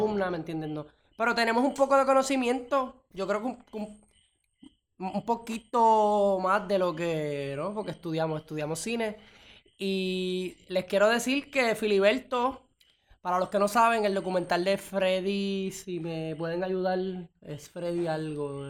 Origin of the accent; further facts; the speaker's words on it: Puerto Rico; en mi país, en Puerto Rico